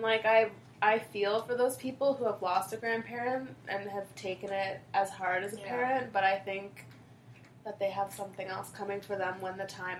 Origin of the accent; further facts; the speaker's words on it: Windsor, Ontario, Canada; moved away as an adult; now in Toronto, Canada; I moved from Windsor to Toronto when I was 18.